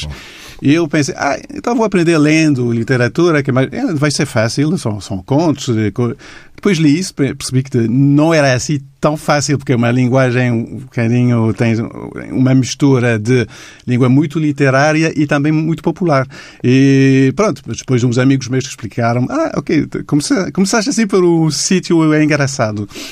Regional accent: Montreal, Quebec, Canada; Portuguese is a second language; moved away as an adult; now in Lisbon, Portugal; eu sou de Montreal, no Canadá

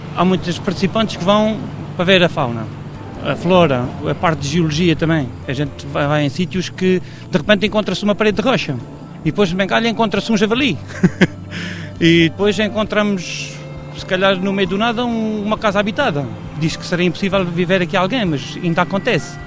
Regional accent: Marmelete, Algarve, Portugal; Eu nasci em Marmelete, pois a minha vida foi sempre no campo

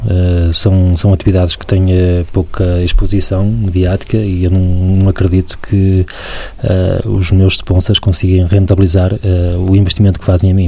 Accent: Barcelos, Norte, Portugal; Sou de Barcelos

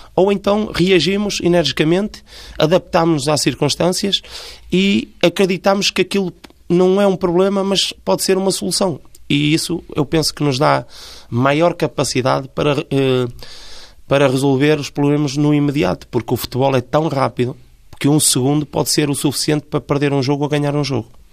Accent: Felgueiras, Porto District, Portugal; sou natural de Felgueiras

